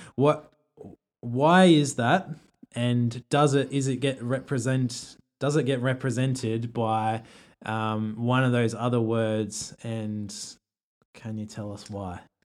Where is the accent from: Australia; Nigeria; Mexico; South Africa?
Australia; an Australian who doesn't have another culture